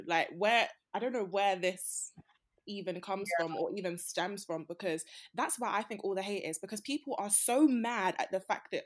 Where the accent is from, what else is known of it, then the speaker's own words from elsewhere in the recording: Nigeria; we're all Nigerian